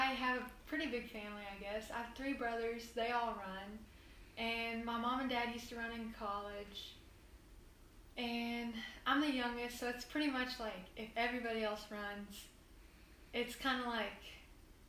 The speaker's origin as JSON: {"language": "English", "region": "West Tennessee", "country": "United States", "said": "I'm from West Tennessee, and we live out, I'd say, in the country."}